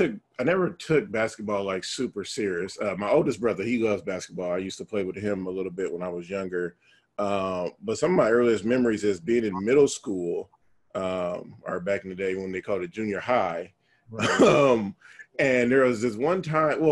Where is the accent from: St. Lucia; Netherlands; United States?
United States; Vallejo, California; I'm from Vallejo